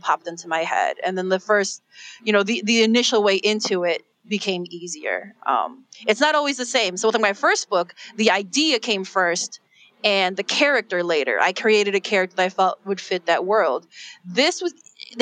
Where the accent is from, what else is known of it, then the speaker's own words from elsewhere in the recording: Chicago, Illinois, United States; I was born and raised in Chicago.